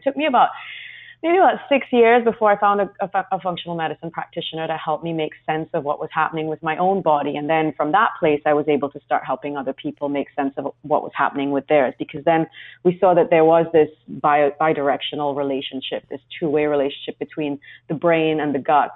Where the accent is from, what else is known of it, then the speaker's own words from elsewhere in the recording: Trinidad & Tobago; now in London, United Kingdom; I grew up in a very small place in the Caribbean called Trinidad